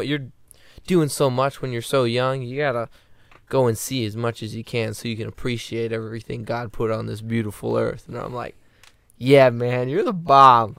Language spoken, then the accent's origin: English; just south of Detroit, Michigan, United States; I'm from just south of Detroit.